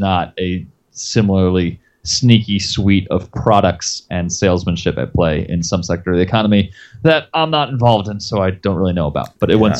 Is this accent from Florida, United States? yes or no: yes; Florida, United States; moved away; also born or lived in China; I'm from Florida originally